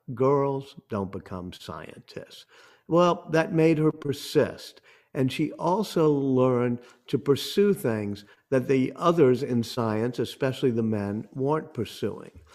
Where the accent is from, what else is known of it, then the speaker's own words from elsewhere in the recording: New Orleans, Louisiana, United States; I come from New Orleans